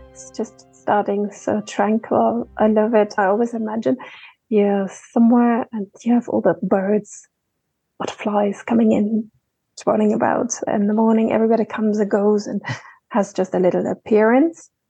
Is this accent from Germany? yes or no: yes; Germany; Between Dresden and Berlin you know, Russia, not just what we know of Russia today, there were all these satellite uh, countries around it.